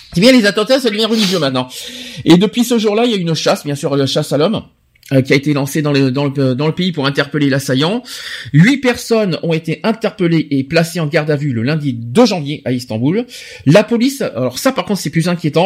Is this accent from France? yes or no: yes; France; chez nous en France